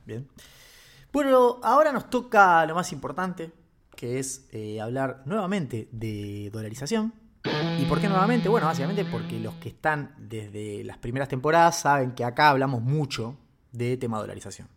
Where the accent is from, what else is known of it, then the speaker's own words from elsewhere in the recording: Argentina; somos tarados los argentinos